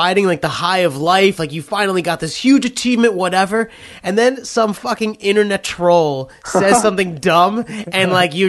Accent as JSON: {"language": "English", "region": "New York", "country": "United States", "said": "I'm from New York."}